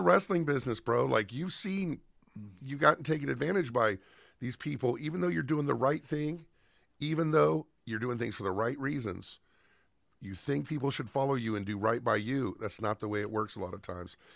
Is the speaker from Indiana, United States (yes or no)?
no; Southern California, United States; Growing up in Southern California